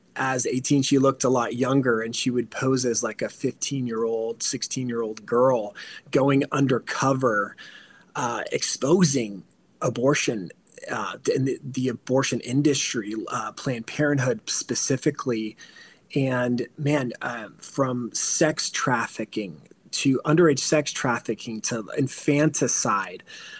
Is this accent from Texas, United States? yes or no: no; California, United States; So I came from California also